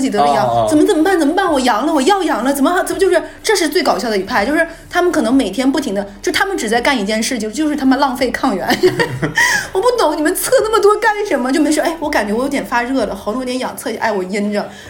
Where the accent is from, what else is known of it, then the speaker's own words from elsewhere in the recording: Northeast China, China; 大家知不知道我们东北人回老家是回哪儿啊？